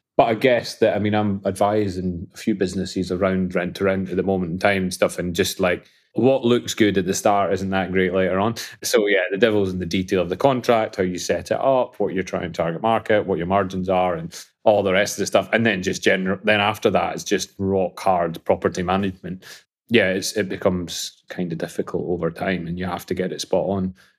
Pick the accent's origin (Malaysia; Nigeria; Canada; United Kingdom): United Kingdom; Falkirk, Scotland; I was born in Scotland, funny enough, uh, in a beautiful town called, for, called Falkirk